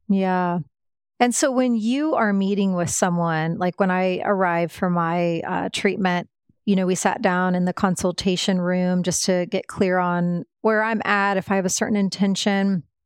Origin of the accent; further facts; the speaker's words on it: Midwest, United States; now in Austin, United States; I grew up in the Midwest